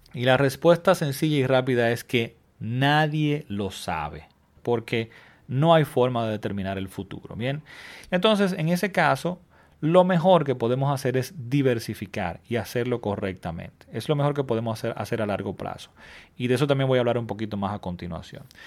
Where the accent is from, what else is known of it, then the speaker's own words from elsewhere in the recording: Dominican Republic; mi país. En República Dominicana